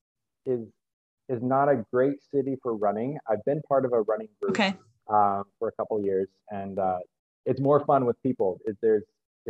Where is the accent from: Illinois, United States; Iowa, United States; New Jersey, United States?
Iowa, United States; central; moved away as an adult; also born or lived in South Korea / Michigan; now in Cambodia; in central Iowa, youngest of 6 kids.